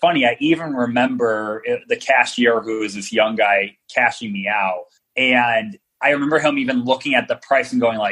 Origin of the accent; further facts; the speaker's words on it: Detroit, Michigan, United States; I'm from Detroit. So D from the D